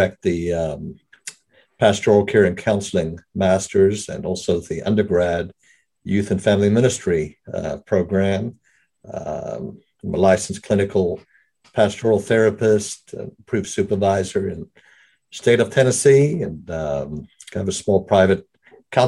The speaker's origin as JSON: {"language": "English", "country": "South Africa", "tie": "born or raised there", "accent": "brogue", "moved": "as an adult", "lives_now": "United States", "said": "I was raised in South Africa. Been in the States, though, for the majority of all of my adult life."}